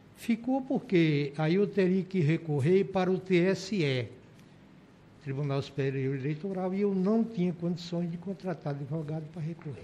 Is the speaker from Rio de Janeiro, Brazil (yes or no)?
no; São José do Egito, Pernambuco, Brazil; moved away as an adult; now in Roraima, Brazil; fui vereador duas vezes em São José do Egito, minha cidade natal.